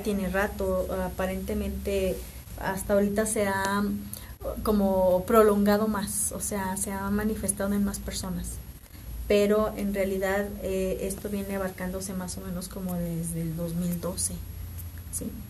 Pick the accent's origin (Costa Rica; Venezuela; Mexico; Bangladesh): Mexico